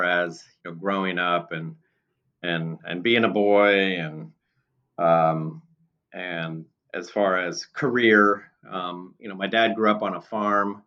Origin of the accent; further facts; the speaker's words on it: San Diego, California, United States; also born or lived in West Des Moines, Iowa / Arizona; moved out to the San Diego area when I was pretty young. And so I went to growing up in San Diego, went to high school in San Diego